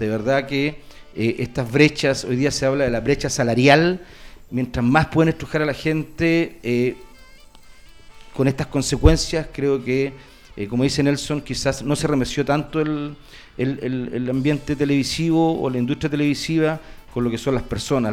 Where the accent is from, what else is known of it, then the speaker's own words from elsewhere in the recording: Valparaíso, Chile; yo soy de región de Valparaíso